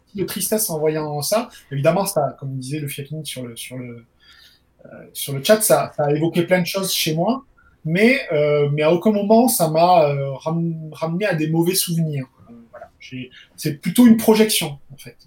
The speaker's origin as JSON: {"language": "French", "town": "Perpignan", "region": "Occitania", "country": "France", "said": "d'où je viens, parce que je suis originaire de Perpignan"}